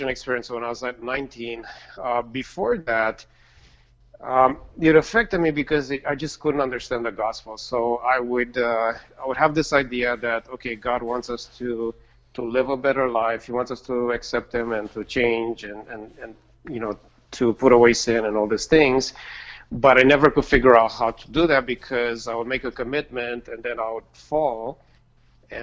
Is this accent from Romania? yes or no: yes; Romania; moved away; I grew up in Romania